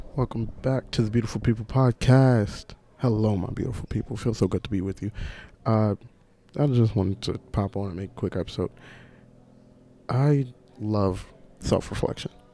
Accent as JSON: {"language": "English", "town": "New York City", "region": "New York", "country": "United States", "tie": "born or raised there", "said": "I was in Rosedale, that was such like a little small suburban Caribbean community that gave me so many values"}